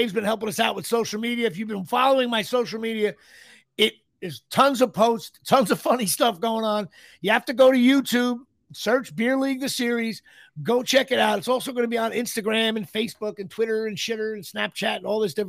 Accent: Colonia, New Jersey, United States; I'm from Colonia.

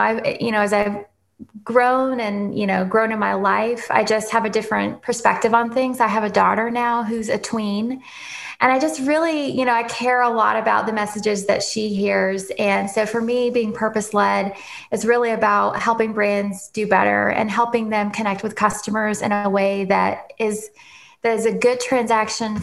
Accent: Nashville, Tennessee, United States; moved away as an adult; also born or lived in London / Paris / New York / Ohio; originally I grew up in Nashville, born and raised

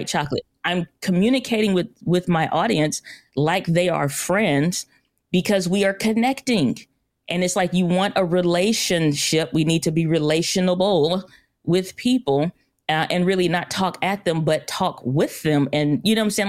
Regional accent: St. Louis, Missouri, United States; I'm from Saint Louis, Missouri

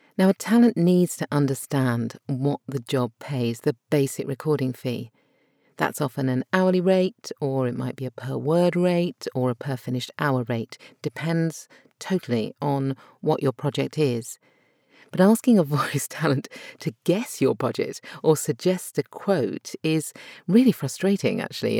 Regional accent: United Kingdom; accent: British RP; My natural accent is British R P

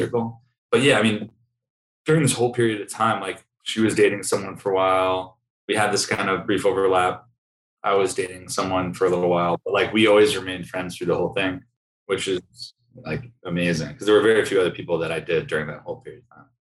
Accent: Sleepy Hollow, New York, United States; moved away as an adult; now in Austin, United States; I grew up in Sleepy Hollow, New York

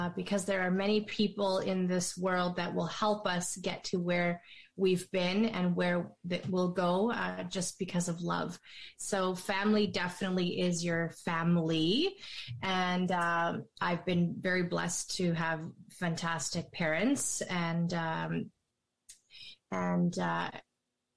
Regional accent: Thompson, Manitoba, Canada; born and raised in northern Manitoba, Thompson, Manitoba

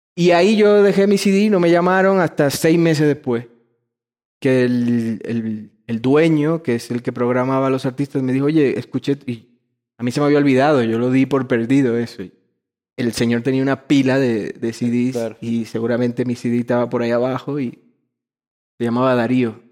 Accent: Dominican Republic; moved away; also born or lived in Madrid, Spain; soy dominicano, siempre lo seré, pero también hay una formación mía en Madrid que, que está como tatuada en mi ser

